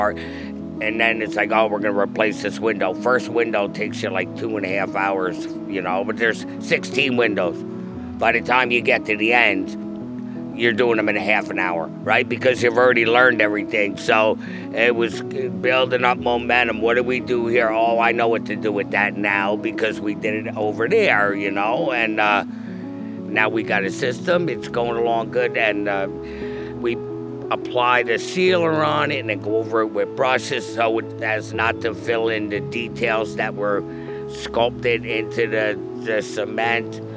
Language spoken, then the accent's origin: English; Saugerties, New York, United States; also born or lived in Brooklyn, New York; now in Greene County, New York, United States; I lived in Sorgatys most of my life